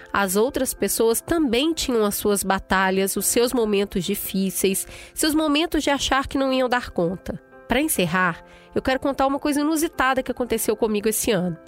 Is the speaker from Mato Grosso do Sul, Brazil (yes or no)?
no; Piauí, Brazil; Eu sou piauiense com muito orgulho